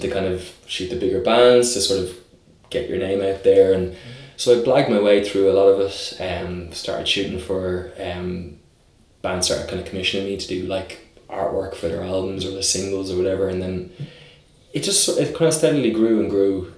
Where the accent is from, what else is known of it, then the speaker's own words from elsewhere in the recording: Dublin, Leinster, Ireland; I grew up initially in Raheny on the north side, and then we moved to Clontarf, and then we moved to Drumcondra, which is where I'm now living